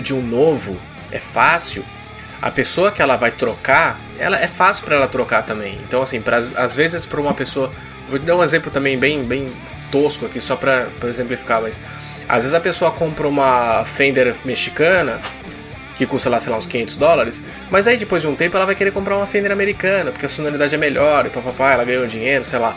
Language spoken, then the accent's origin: Portuguese; Brazil; Nós três aqui crescemos nos anos 90 no Brasil